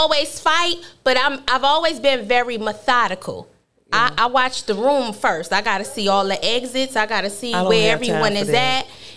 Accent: New York City, New York, United States; moved away as an adult; now in South Carolina, United States; I am a bougie New Yorker because where I grew up in the Bronx, I always had a home. I didn't live in the ghetto, and I didn't really use public transportation.

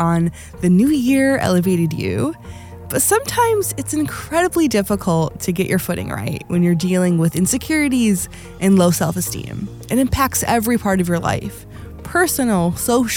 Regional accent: Milwaukee, Wisconsin, United States; also born or lived in Palestine; I grew up here in Milwaukee and then went back in sixth grade until 10th grade

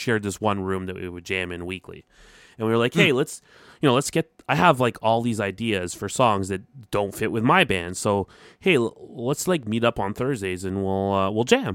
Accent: Mississauga, Ontario, Canada; my hometown, Mississauga

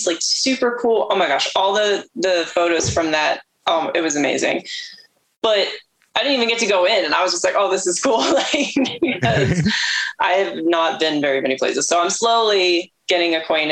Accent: Pittsburgh, Pennsylvania, United States; moved away as an adult; now in Baltimore, United States; I was born and raised around Pittsburgh area

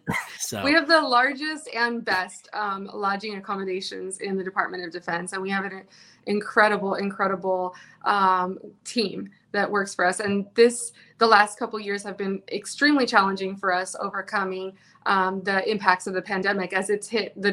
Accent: California, United States; I grew up in California.

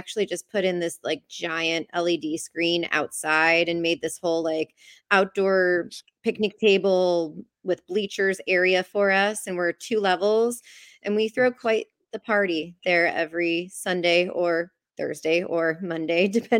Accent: Buffalo, New York, United States; moved away as an adult; now in San Diego, United States; I'm from Buffalo, New York originally, but I've been in San Diego for about 9 years

